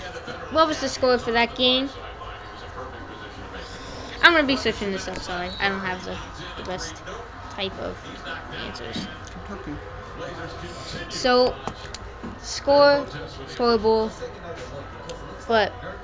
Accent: Colorado, United States; now in California, United States; I'm originally from California, but I moved to Colorado when I was young

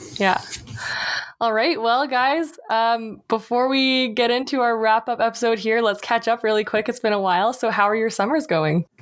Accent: Canada; being a Canadian

